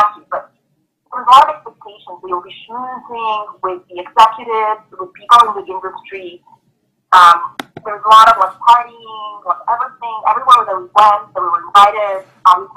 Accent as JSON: {"language": "English", "town": "Belgrade", "country": "Serbia", "tie": "born or raised there", "moved": "yes", "said": "I was born in former Yugoslavia in Belgrade, which is currently Serbia"}